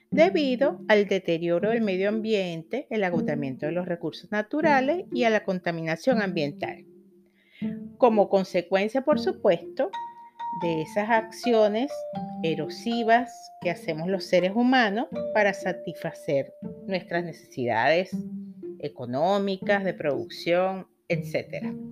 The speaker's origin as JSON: {"language": "Spanish", "country": "Venezuela", "lives_now": "Chile", "said": "soy una venezolana que está viviendo en Chile, una emprendedora"}